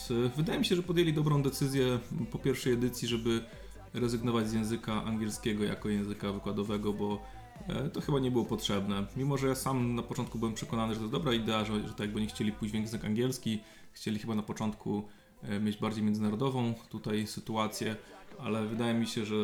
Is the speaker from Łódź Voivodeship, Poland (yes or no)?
no; Opole Voivodeship, Poland; born there; Ja bardzo lubię te specyfiki naszych różnych regionów polskich. Sam się urodziłem na Opolszczyźnie, która ma swoją specyfikę